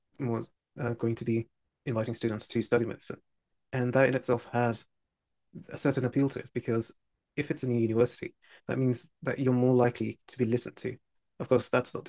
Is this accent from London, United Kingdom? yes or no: yes; London, United Kingdom; as a Londoner, I wanted to either study in London or be in cross proximity with it